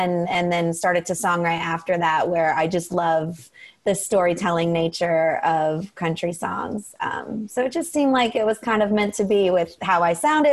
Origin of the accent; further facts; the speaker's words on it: Columbus, Ohio, United States; moved away as an adult; now in New England, United States; I grew up in Ohio. I moved out right after college